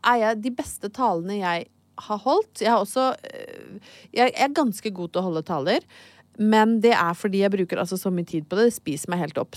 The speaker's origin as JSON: {"language": "Norwegian", "town": "Brøttum", "region": "Innlandet", "country": "Norway", "tie": "born or raised there", "said": "en veldig, veldig god venninne, Heidi, som jeg vokste opp på Brøttum eh, sammen med"}